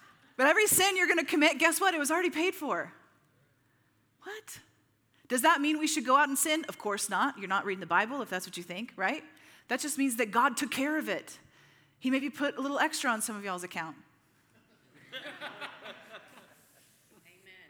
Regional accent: Midwest, United States; you and I growing up in the Midwest

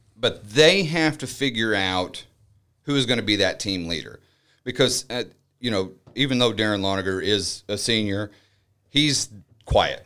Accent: United States; We grew up in El Nor together

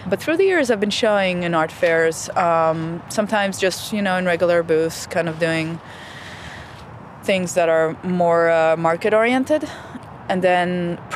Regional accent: Israel; moved away as an adult; Well, I came here from Israel 6 years ago, 2008.

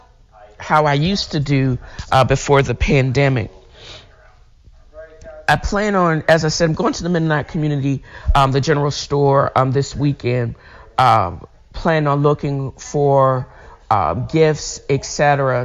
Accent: Chesapeake Bay area, Virginia, United States; moved away; I'm from the Virginia, the Chesapeake Bay area

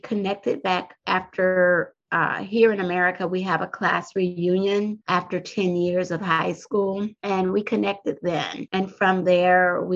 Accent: Compton, California, United States; now in Washington DC metropolitan area, United States; I grew up on the West Coast in Southern California through a city called Compton, California

